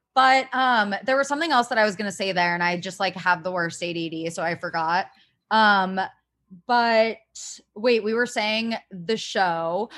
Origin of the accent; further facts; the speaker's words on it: Ohio, United States; I'm from Ohio